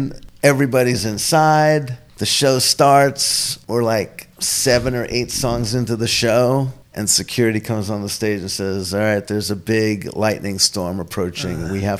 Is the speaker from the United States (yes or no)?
yes; New York, United States; growing up in the 70s in New York